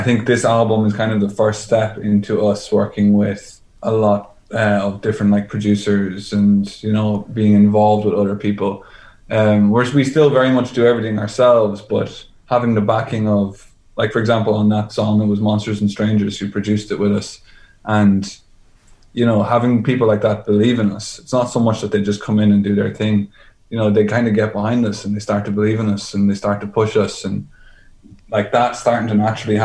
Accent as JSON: {"language": "English", "country": "Ireland", "said": "four Irish lads"}